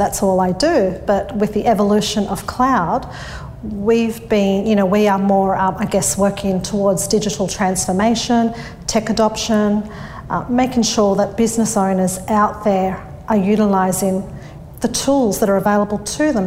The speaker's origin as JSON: {"language": "English", "town": "Sydney", "region": "New South Wales", "country": "Australia", "tie": "born or raised there", "said": "I grew up in Thornlie, which is the northwest of Sydney. I was born and bred around there."}